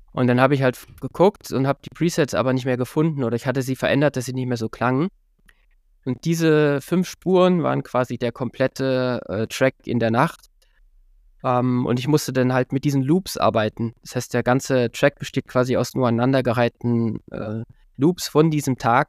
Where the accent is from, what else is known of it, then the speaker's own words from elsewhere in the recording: Halle, Saxony-Anhalt, Germany; in meiner Heimatstadt Halle